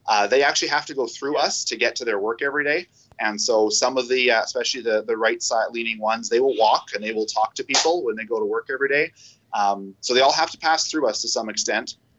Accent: Canada; here in our capital, Ottawa, um, it's all across our entire province

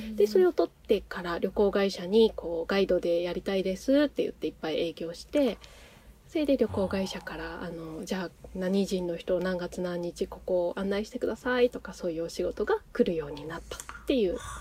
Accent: Nagano, Japan; also born or lived in Tokyo; now in Akita, Japan; 長野の出身なんですよ。

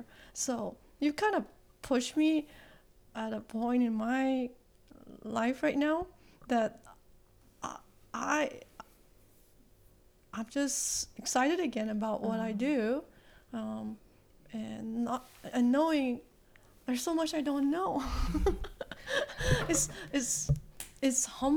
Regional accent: Malaysia; I grew up in Malaysia

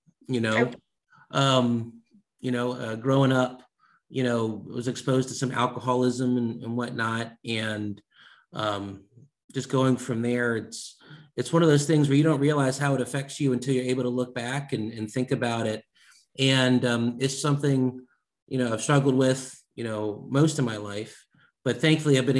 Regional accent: Maryland, United States; moved away as an adult; now in Springfield, Virginia, United States; I'm a Maryland boy, born and raised in Maryland

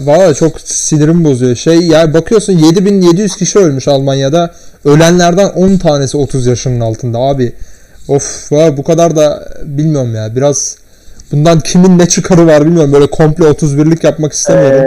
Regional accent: Turkey; ben Türk'üm

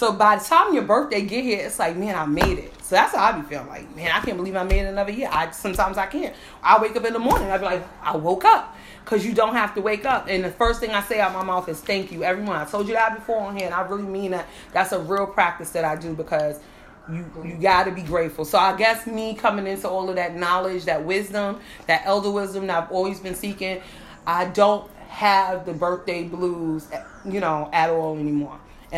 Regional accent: West Coast, United States; I told y'all, the West Side people don't ever go through nothing. I grew up on the West Coast.

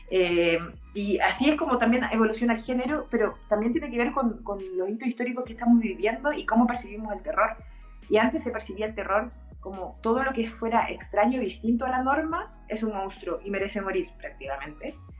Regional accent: Chile; somos pobres, somos chilenos, somos sudacas

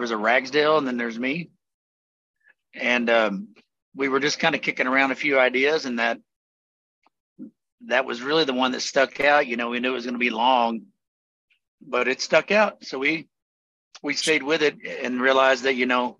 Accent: Yukon, Oklahoma, United States; I'm from Canadian County, Oklahoma, Yukon, Oklahoma.

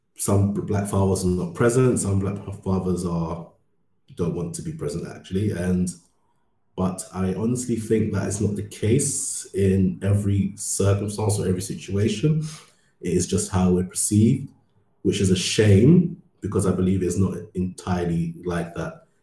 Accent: London, United Kingdom; moved away as an adult; also born or lived in Ghana; now in Berlin, Germany; I grew up in London for most, lived in London for most of my life

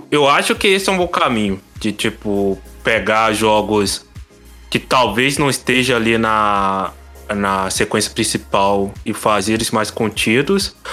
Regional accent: Minas Gerais, Brazil; Eu sou, eu sou de Minas, o que mais tem aqui é barzinho também.

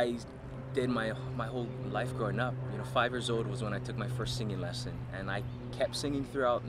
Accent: Hawaii, United States; moved away as an adult; 2003, top 32, first from Hawaii.

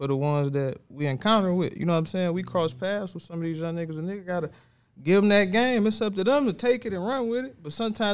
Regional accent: Ecorse, Michigan, United States; I was from Ecorse

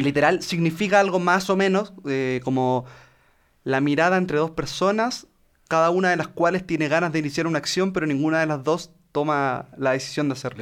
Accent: Chile; accent: Chilean; en Chile no masticamos el español, nosotros nos tragamos esa weá y la vomitamos y eso es lo que se conoce como acento chileno

